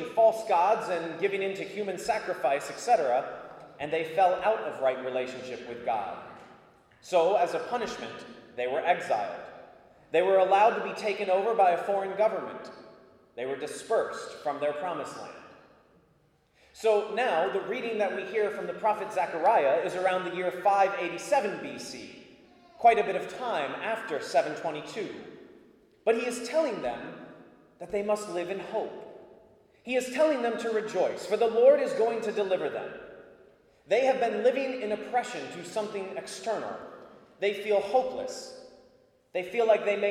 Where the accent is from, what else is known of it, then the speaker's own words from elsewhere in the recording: United States; I am an adult and an American